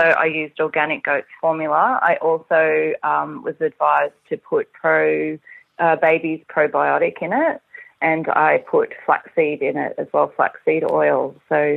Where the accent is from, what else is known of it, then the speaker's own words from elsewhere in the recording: Singapore; I was born in Singapore